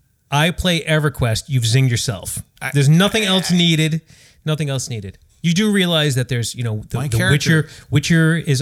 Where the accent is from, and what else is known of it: United States